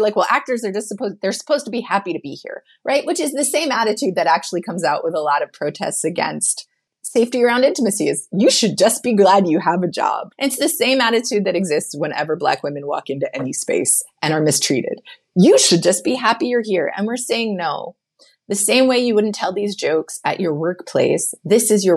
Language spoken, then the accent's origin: English; North Carolina, United States; moved away; I'm this girl from North Carolina, like super naive in terms of actual experience